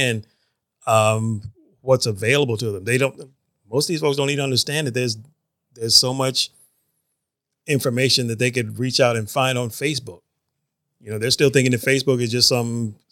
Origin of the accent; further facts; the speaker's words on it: Northeast Georgia, United States; I grew up in an area up in Northeast Georgia.